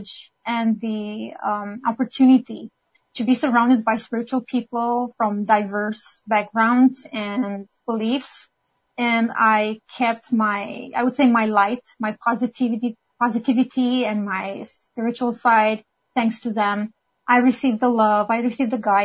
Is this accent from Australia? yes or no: no; Romania; moved away as an adult; now in Canada; I'm originally from Romania